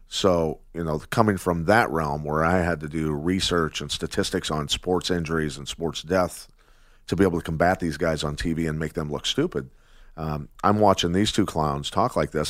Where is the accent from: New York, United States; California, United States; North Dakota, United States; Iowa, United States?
Iowa, United States; growing up in Iowa, a wrestler